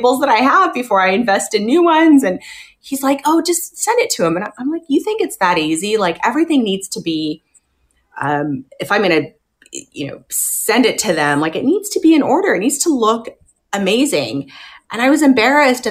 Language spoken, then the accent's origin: English; Riverside, California, United States; we're from Riverside, California, super small town.